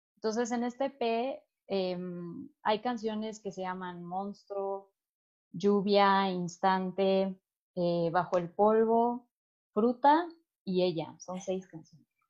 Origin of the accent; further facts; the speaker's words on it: Mexico City, Mexico; los cuatro somos de la Ciudad de México